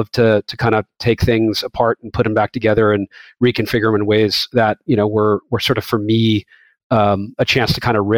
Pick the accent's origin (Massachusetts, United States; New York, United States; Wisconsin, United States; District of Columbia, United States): Massachusetts, United States; So yeah, I grew up just outside of Boston. I was ninth kid out of 10 in a big family, Irish Catholic, no TV.